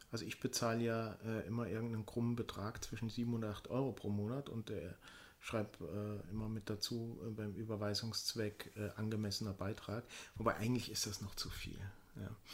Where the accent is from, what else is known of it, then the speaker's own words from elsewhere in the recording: Black Forest, Baden-Württemberg, Germany; moved away; In meiner Heimat im Schwarzwald